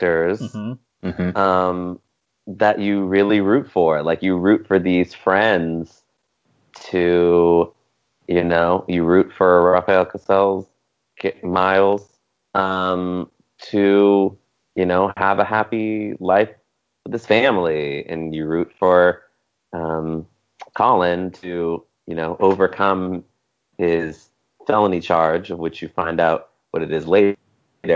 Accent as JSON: {"language": "English", "town": "Richmond", "region": "California", "country": "United States", "tie": "born or raised there", "said": "I grew up in the Bay Area. I went to high school in Richmond"}